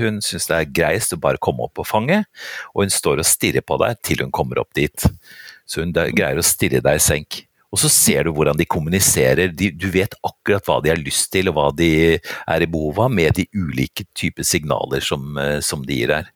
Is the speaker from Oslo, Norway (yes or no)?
yes; Oslo, Norway; Jeg er født og oppvokst på Vettakollen, altså virkelig sånn virkelig Oslo vest.